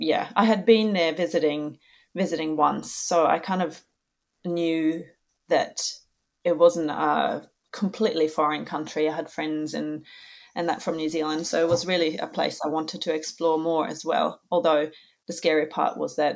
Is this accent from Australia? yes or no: no; Norway; Well, obviously I'm from Norway, so that's where we are now, visiting family. Yeah, so